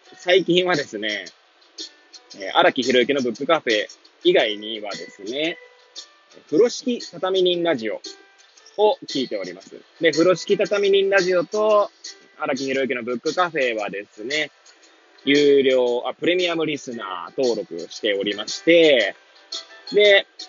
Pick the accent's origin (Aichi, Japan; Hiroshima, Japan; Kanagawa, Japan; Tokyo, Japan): Tokyo, Japan; Hachioji; moved away as an adult; now in Kamaishi, Japan; 八王子生まれ、八王子育ち、震災の前の年から釜石で働く